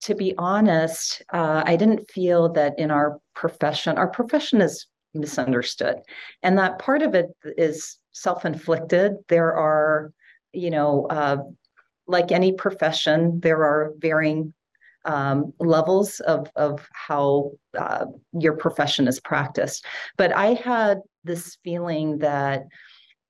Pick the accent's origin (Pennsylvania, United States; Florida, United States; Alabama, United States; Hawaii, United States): Hawaii, United States; also born or lived in San Francisco / Utah; I grew up in Hawaii. I moved to San Francisco actually when I was 10 years old.